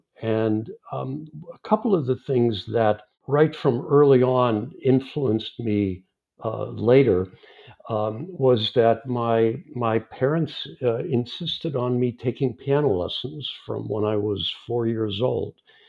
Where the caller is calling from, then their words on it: Los Angeles, California, United States; I'm in Los Angeles. It's early afternoon here